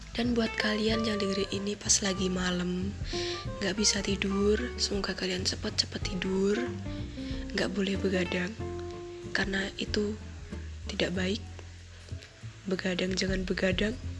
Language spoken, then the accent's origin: Indonesian; Yogyakarta, Special Region of Yogyakarta, Indonesia; accent: medok (Javanese); aku ngomongnya agak medok soalnya Kebetulan saya berasal dari Jogja